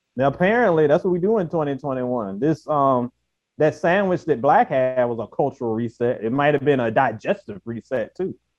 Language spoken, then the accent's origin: English; Virginia, United States; we're all from Virginia